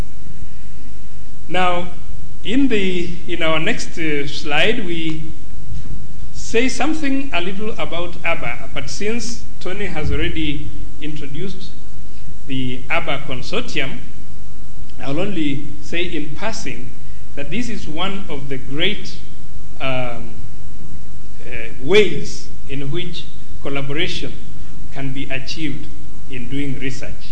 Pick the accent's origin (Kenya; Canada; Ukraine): Kenya